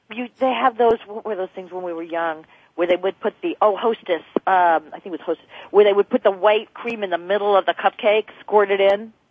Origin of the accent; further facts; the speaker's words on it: New Jersey, United States; now in California, United States; I'm from New Jersey